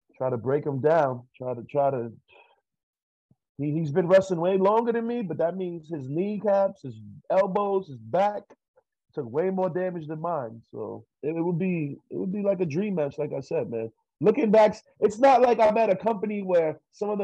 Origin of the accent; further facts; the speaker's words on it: New York, United States; now in Los Angeles, United States; I'm from New York